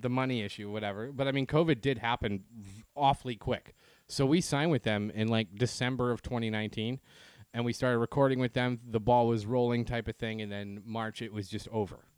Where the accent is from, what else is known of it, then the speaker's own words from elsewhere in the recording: Canada; now in United States; I'm Canadian